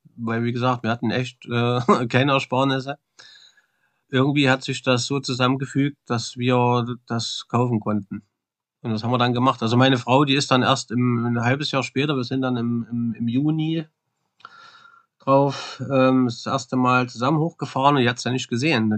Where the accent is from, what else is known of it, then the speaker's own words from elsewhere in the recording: East Thuringia, Germany; accent: Thuringian dialect; moved away as an adult; also born or lived in Swedish Lapland; now in Sweden; Ich bin da geboren in Ostthüringen, man hört's ja vom Dialekt mit Sicherheit